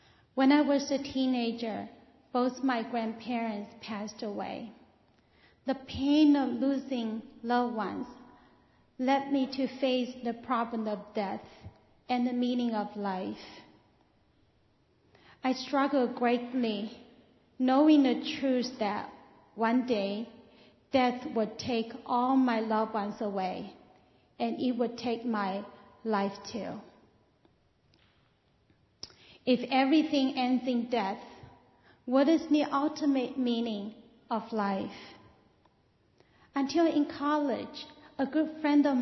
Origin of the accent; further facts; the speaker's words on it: China; moved away; I was born in China. When I was raised there